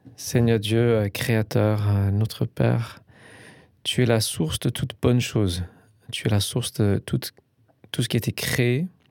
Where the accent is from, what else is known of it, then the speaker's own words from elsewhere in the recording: England, United Kingdom; moved away; je suis un Anglais